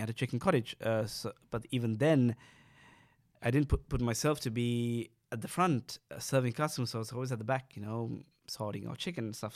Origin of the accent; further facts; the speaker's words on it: Sri Lanka; moved away; growing up in Sri Lanka